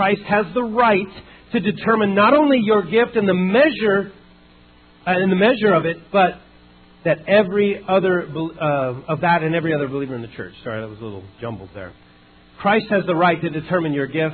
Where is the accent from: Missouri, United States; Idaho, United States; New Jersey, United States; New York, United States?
Idaho, United States; moved away; also born or lived in California; I was a lake boy growing up in Idaho, came down to California